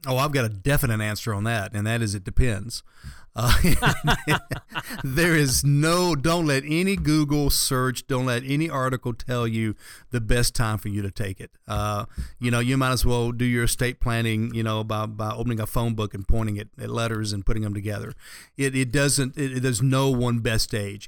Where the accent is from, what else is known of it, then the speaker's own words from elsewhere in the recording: the South, United States; having grown up here in the South